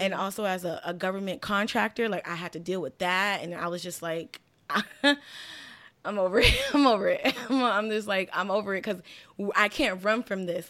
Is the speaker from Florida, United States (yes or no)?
yes; Miami, Florida, United States; growing up in Miami